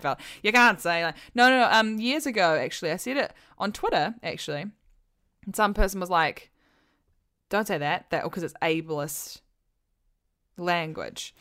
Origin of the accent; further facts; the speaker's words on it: New Zealand; now in England; I'm from New Zealand and I live in England and I am not an American